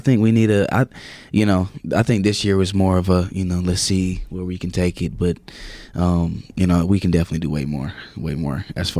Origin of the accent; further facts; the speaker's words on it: South Carolina, United States; Yeah, it sucks. It's actually bad because I believe we should have a team. You know, we should have a NFL or NBA team in South Carolina, and we don't.